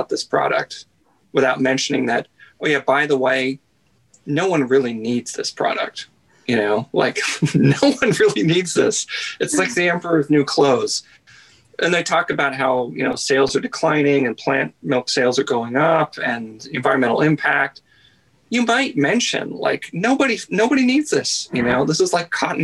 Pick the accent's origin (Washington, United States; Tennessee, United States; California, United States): Washington, United States; moved away as an adult; also born or lived in Seattle; now in Vancouver, Canada; I grew up right on the other side of the border. Like my dad went to grade school like a mile from the border, and I grew up right on the other side of the border